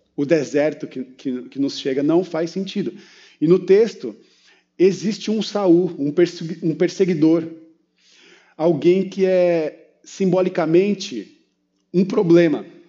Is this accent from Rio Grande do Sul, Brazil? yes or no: no; São Paulo, Brazil; eu sou paulistano